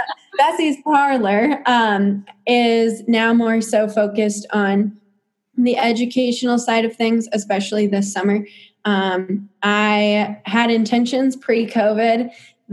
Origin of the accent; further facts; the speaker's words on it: Clinton, United States; I'm just from Clinton